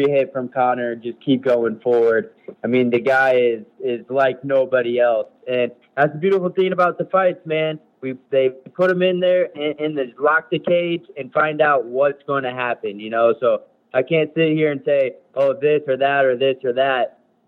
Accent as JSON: {"language": "English", "town": "Franklin", "region": "Tennessee", "country": "United States", "tie": "born or raised there", "said": "I grew up in Tennessee, Franklin"}